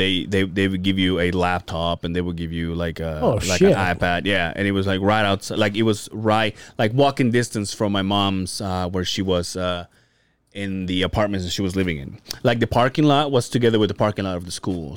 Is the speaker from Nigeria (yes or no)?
no; Mexico; English is a second language; moved away; my hometown